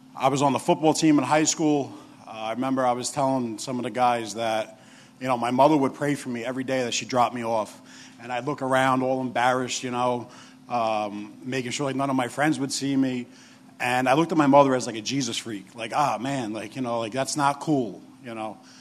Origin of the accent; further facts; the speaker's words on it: New York City, New York, United States; I'm the other big guy from New York. I'm from Staten Island, where the dump is.